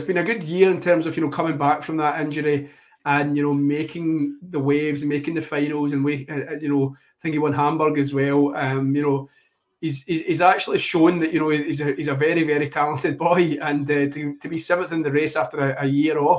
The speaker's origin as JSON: {"language": "English", "region": "Scotland", "country": "United Kingdom", "said": "as a Scotsman"}